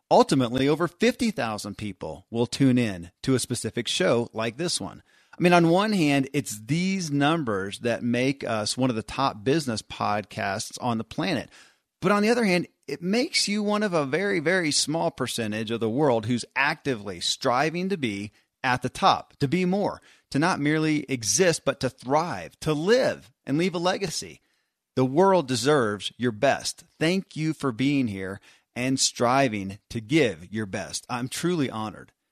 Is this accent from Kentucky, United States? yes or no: yes; Kentucky, United States; born or raised there